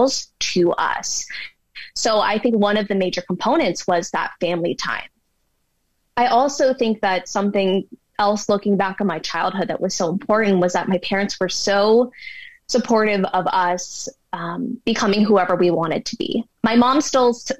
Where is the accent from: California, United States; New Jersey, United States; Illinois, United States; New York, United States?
California, United States; Bay Area; now in Denver, United States; growing up in the Bay Area, growing up 10 minutes from Stanford University